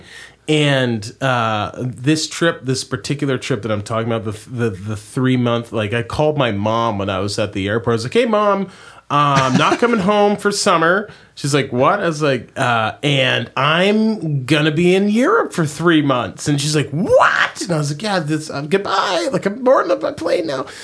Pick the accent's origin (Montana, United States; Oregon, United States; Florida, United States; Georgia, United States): Oregon, United States; I'm from Oregon